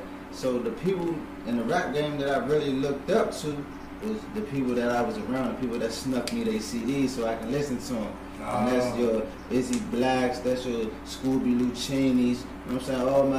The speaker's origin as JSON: {"language": "English", "town": "Washington", "region": "District of Columbia", "country": "United States", "said": "I'm from Southeast."}